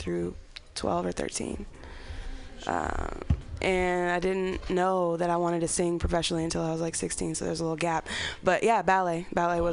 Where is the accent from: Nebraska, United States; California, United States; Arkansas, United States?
California, United States; Berkeley; moved away; But I'm from Berkeley originally